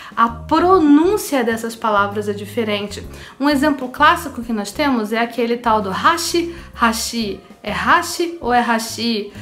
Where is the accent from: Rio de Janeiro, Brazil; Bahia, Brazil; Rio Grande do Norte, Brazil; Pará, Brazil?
Rio de Janeiro, Brazil; A gente aqui do Rio de Janeiro fala de um jeito